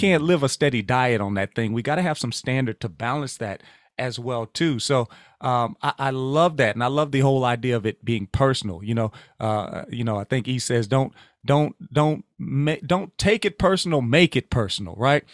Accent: Louisiana, United States; moved away; I'm originally from Louisiana

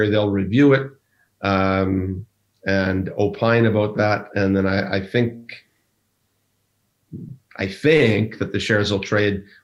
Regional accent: Ireland; Um, I'm Irish. I can say that.

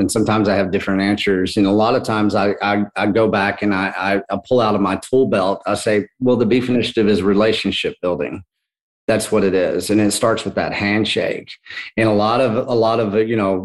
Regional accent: Texas, United States; I'm from Texas

